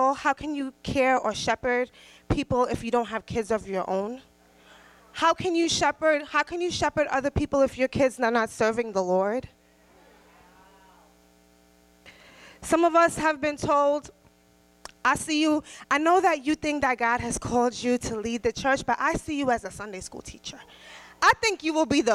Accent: Trinidad & Tobago; I'm Trinidadian

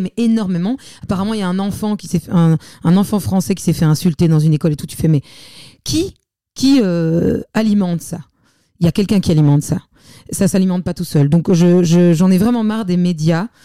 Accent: Belgium; je suis belge

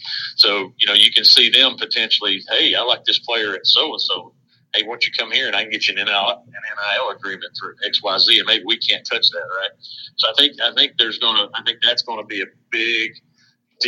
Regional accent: East Tennessee, United States; born and raised in East Tennessee

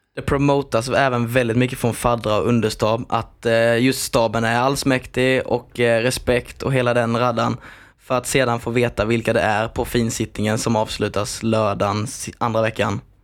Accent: Växjö area, Kronoberg County, Sweden; jag är ju här från Växjötrakterna

